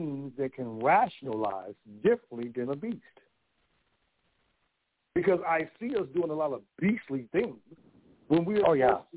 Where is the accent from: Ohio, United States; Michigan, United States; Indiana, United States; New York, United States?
Indiana, United States; Gary; I come from a city where they say you ain't supposed to make